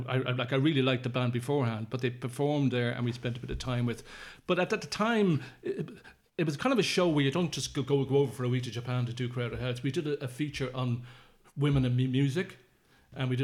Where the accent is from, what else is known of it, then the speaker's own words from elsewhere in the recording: Dublin, Leinster, Ireland; I'm from Dublin.